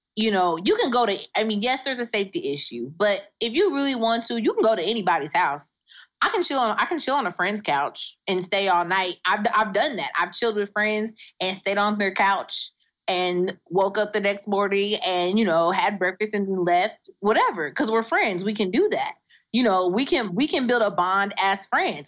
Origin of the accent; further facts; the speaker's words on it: Indiana, United States; now in Indianapolis, United States; I'm from Indiana. Um, and I'm I'm based out of Indianapolis. I live in Indianapolis. I'm from a small town in Indiana